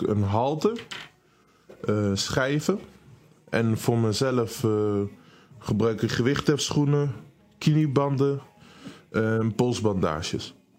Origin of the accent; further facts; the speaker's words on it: Netherlands; Eh, ik ben hier opgegroeid, ik ben hier geboren.